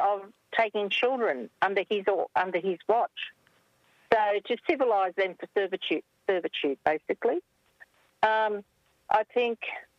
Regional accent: Camden, New South Wales, Australia; now in Wallandilly, Australia; So I was born in Camden. I don't live in Camden anymore. My parents still do, but I live in Wallandilly, which is still all country.

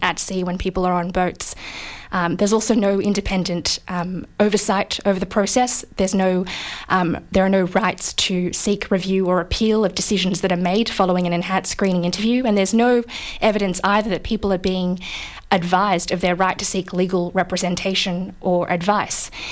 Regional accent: Australia; as Australian citizens

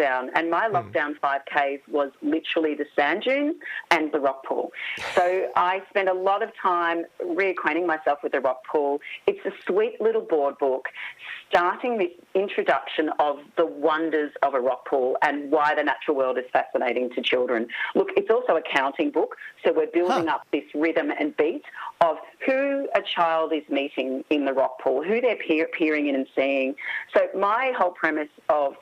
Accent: Warrnambool, Victoria, Australia; also born or lived in Port Fairy / Geraldton, Western Australia; I grew up in Warrnambool and Port Fairy, surrounded by wharves and jetties, lived in Geraldton in Western Australia for a while

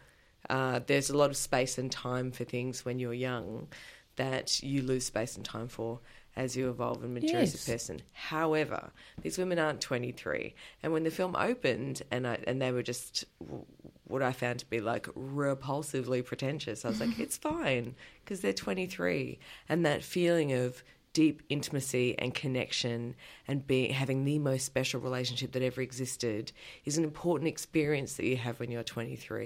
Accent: Adelaide, South Australia, Australia; what is also my hometown

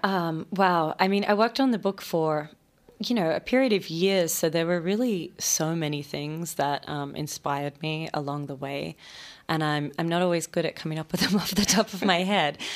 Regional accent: Sydney, New South Wales, Australia; moved away as an adult; also born or lived in Melbourne; now in New York, United States; I grew up in Sydney.

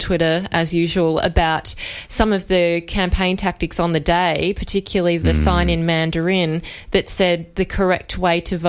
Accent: Victoria, Australia; I come from Corangamite

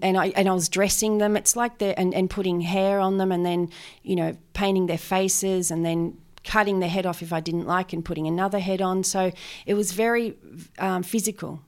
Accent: Benalla, Victoria, Australia; I grew up, um, around Benalla

